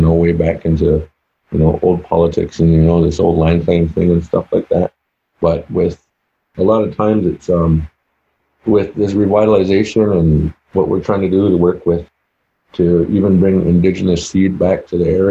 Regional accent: Six Nations Reserve, Ontario, Canada; now in United States; I'm originally from Six Nations Reserve. That's over in Canada.

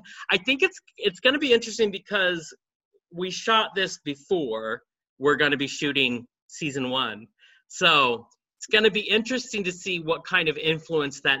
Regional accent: the South, United States; I'm sort of from the South

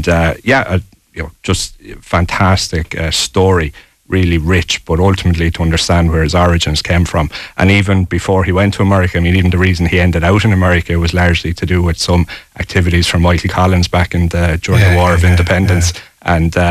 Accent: Ballinasloe, Connacht, Ireland; I say, proudly, I say Ballinasloe

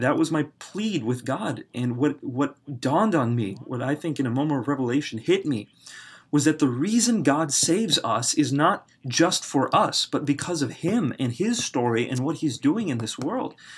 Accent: United States; I was raised in America

